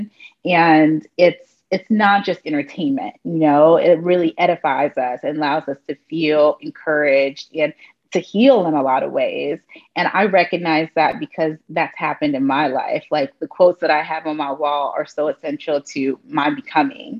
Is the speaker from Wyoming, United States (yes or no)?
no; Arlington, Virginia, United States; moved away as an adult; also born or lived in Washington, D.C.; now in New York City, United States; I am a young person that grew up in Arlington, Virginia